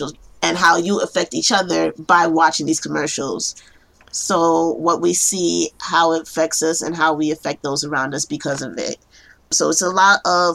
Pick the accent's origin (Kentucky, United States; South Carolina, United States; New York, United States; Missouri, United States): New York, United States; New York City; I am a case planner in New York, born and raised in Brooklyn